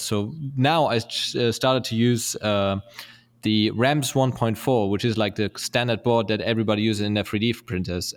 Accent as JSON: {"language": "English", "town": "Lübeck", "region": "Schleswig-Holstein", "country": "Germany", "tie": "born or raised there", "moved": "yes"}